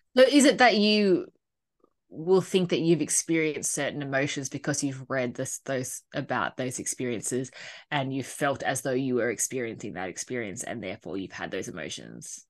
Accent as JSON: {"language": "English", "town": "Sydney", "region": "New South Wales", "country": "Australia", "tie": "born or raised there", "said": "you and I grew up in the Bible Belt of Sydney"}